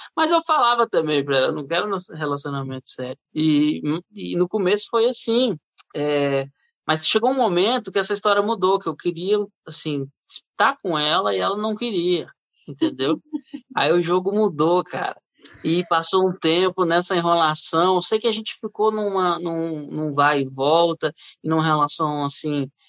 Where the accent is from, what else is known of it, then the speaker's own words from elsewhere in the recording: Brasília, Federal District, Brazil; moved away as an adult; also born or lived in Rio de Janeiro; eu fui para o Rio, sou de Brasília, eu fui para o Rio com 18 anos